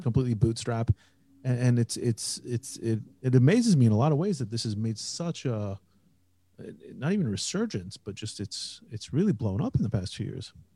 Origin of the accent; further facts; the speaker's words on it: Indiana, United States; now in Israel; I grew up in Indiana, and I grew up in kind of on the borderland of rural Indiana